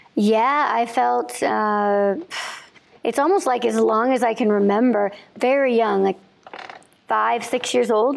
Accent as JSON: {"language": "English", "region": "Illinois", "country": "United States", "tie": "born or raised there", "said": "I grew up in Illinois"}